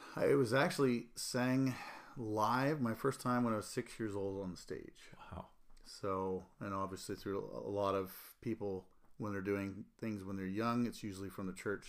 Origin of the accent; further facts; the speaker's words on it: Annapolis Valley, Nova Scotia, Canada; now in Calgary, Canada; I grew up in the, in the Annapolis Valley, Nova Scotia